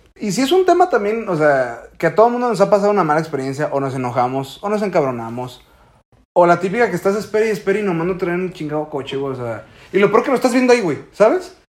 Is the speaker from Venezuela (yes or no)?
no; Mexico; estamos tan ciscados como mexicanos